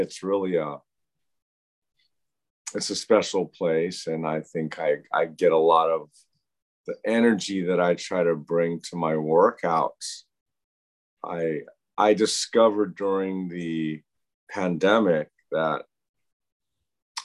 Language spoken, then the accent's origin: English; Louisville, Kentucky, United States; now in Hawaii, United States; I was born in Louisville, Kentucky